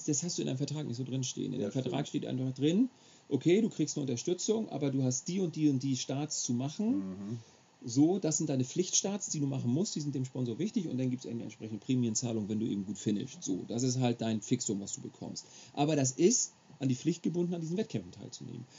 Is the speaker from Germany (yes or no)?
yes; Schleswig-Holstein, Germany; ich bin gebürtiger Schleswig-Holsteiner